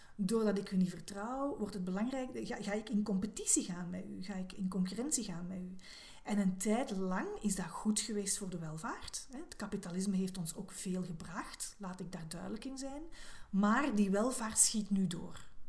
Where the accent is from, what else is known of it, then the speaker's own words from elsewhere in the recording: Belgium; als Belg